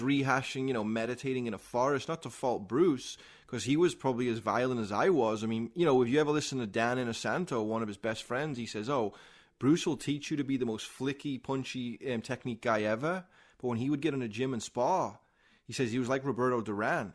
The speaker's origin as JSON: {"language": "English", "town": "Liverpool", "region": "North West England", "country": "United Kingdom", "tie": "born or raised there", "moved": "as an adult", "lives_now": "United States", "said": "I'm a guy from Liverpool, England"}